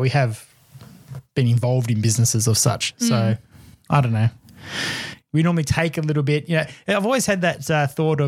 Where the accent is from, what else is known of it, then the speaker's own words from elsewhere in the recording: Australia; as an Aussie